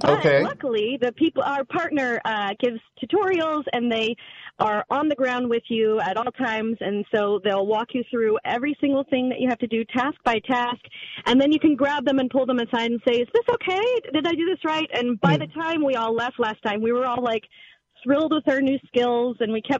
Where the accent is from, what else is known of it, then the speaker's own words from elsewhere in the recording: the South, United States; I came from the South.